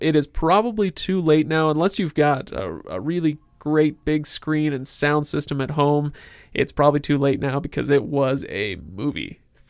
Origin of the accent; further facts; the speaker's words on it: Seattle, Washington, United States; also born or lived in Salt Lake City, United States; You guys, this is my second home, by the way. I'm from Seattle. I say I'm from Seattle and Salt Lake. And so I love Seattle, so screw you.